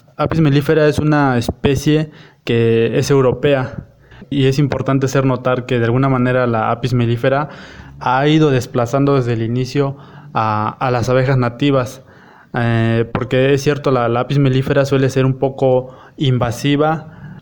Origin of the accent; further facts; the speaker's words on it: Eloxochitlán de Flores Magón, Oaxaca, Mexico; soy del municipio de Los Ochitlán de Flores Magón, en la región Cañada del estado de Oaxaca, en la Sierra Mazateca.